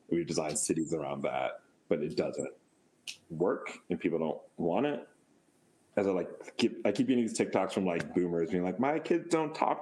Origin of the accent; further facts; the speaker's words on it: United States; also born or lived in Wisconsin / Amman, Jordan; as an American